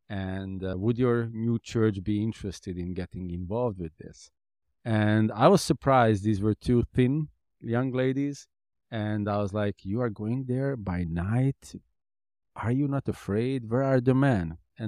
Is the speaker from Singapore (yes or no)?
no; Hungary; My city that I was born was 100,000 people. The city I grew up basically in Hungary was 200,000 people.